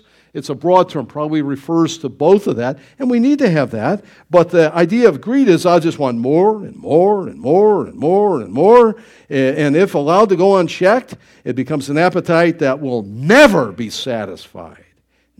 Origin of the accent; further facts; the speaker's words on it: Niagara Falls, New York, United States; I grew up in Niagara Falls, not Niagara County there, and they'd have all kinds of warning signs.